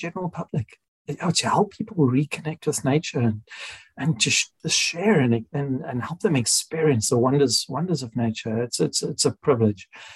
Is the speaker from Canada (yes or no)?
no; South Africa; moved away as an adult; now in United Kingdom; I'm South African